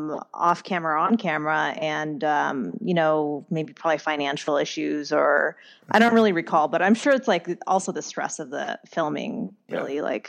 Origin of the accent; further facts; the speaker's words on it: Orange County, California, United States; I grew up obsessed with Real Housewives of Orange County, as I am from Orange County.